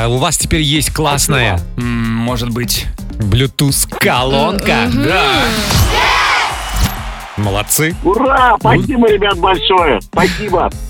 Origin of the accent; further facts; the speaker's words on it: Tolyatti, Samara Oblast, Russia; Я из города Тольятти.